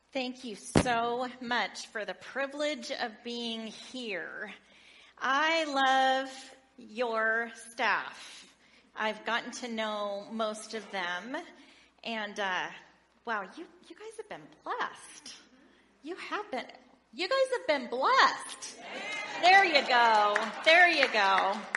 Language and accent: English; Oregon, United States; I grew up in Oregon in a large family